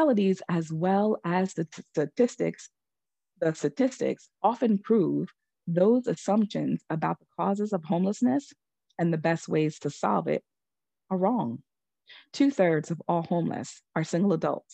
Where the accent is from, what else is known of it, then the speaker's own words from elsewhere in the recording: New York, United States; my home state